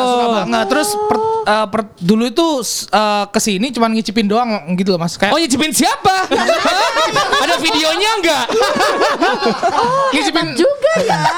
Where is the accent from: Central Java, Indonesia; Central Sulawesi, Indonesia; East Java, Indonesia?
East Java, Indonesia; Surabaya; now in Jakarta, Indonesia; kenapa saya dari Surabaya pindah ke Jakarta?